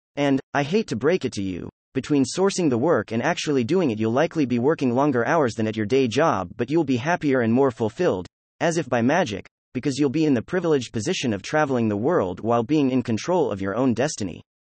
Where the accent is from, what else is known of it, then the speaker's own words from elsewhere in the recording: United States; I'm from the States